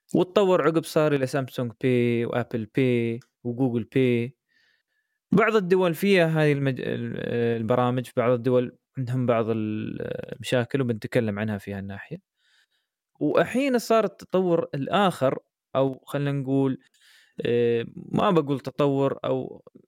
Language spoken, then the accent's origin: Arabic; United Arab Emirates; احنا عندنا في الامارات